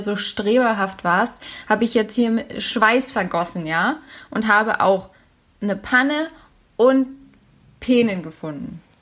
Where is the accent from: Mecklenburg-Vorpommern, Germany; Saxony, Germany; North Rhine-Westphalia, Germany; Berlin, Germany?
Berlin, Germany; ich bin ja Berlinerin